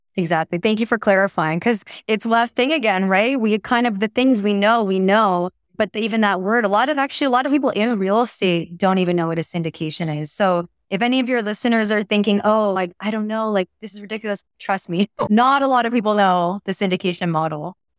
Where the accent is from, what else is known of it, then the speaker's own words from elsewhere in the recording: Toronto, Ontario, Canada; moved away; I'm from Toronto uh, originally